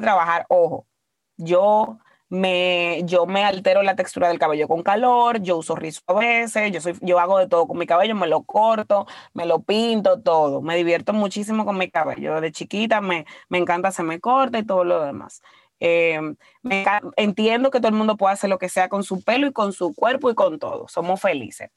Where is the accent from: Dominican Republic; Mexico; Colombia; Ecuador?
Dominican Republic; nosotros como dominicanos